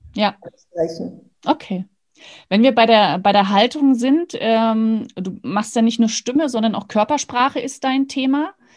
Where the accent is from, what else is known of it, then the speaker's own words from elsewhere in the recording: Rostock, Mecklenburg-Vorpommern, Germany; moved away; bin ja in Rostock geboren, habe dort geheiratet und studiert